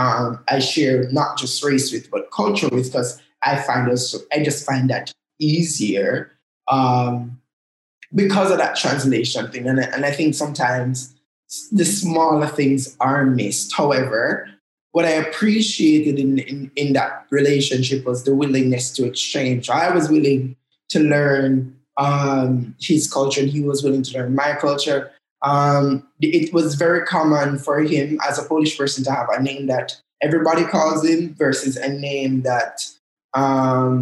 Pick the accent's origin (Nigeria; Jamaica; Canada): Jamaica; So I speak Jamaican. I laugh in Jamaican. I live in Jamaica and experience the world as a Jamaican